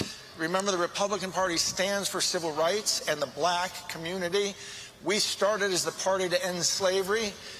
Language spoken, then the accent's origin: English; Vermont, United States; I'm from Vermont.